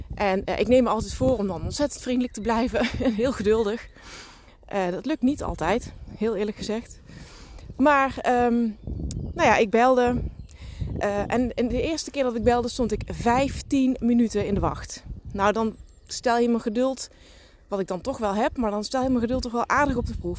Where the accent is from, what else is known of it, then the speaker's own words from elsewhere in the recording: Limburg, Netherlands; accent: Limburg; zoals je kunt horen aan mijn accent, woon ik, kom ik uit Limburg